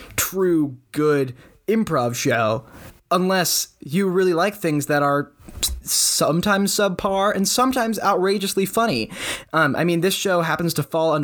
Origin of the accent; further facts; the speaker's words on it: Fresno, California, United States; We are from Fresno